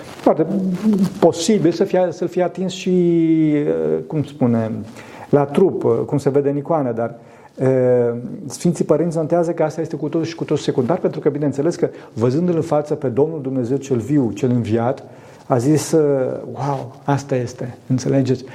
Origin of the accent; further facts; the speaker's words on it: Transylvania, Romania; sunt din Transilvania